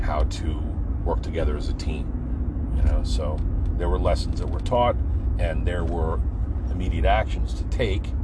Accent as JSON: {"language": "English", "area": "Pine Barrens", "region": "New Jersey", "country": "United States", "tie": "born or raised there", "said": "my coming up in the Pine Barrens"}